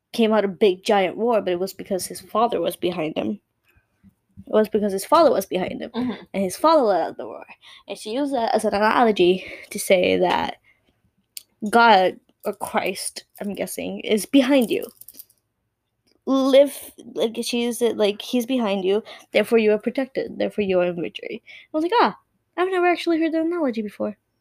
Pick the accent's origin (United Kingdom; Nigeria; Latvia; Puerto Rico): Puerto Rico; first language Spanish; English is a second language; us Puerto Ricans